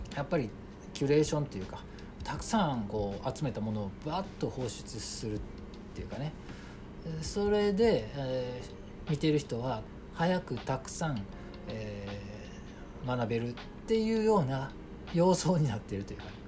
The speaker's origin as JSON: {"language": "Japanese", "region": "Osaka", "country": "Japan", "tie": "born or raised there", "moved": "yes", "lives_now": "Kyoto, Japan", "said": "大阪生まれで、まあ、主に京都に今はいるんで"}